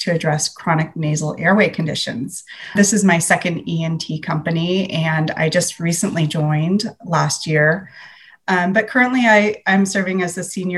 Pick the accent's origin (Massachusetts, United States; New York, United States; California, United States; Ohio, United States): California, United States; San Francisco Bay Area; I'm from the San Francisco Bay Area.